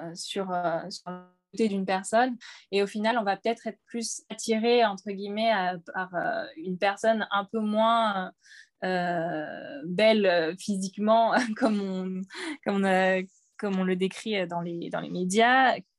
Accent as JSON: {"language": "French", "country": "Réunion", "moved": "as an adult", "lives_now": "Hauts-de-Seine, France", "said": "comme je viens de La Réunion, à La Réunion, on regarde beaucoup euh, les Miss"}